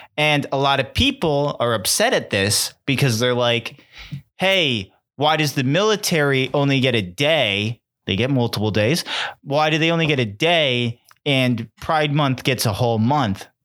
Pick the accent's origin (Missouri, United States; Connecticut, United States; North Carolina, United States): Connecticut, United States; we're from Connecticut